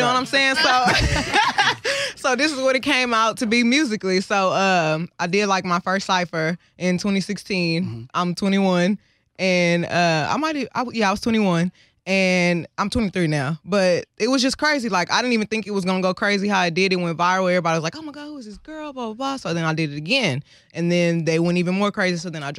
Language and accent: English; South Park, Texas, United States; so I'm from South Park. My mom was a rapper.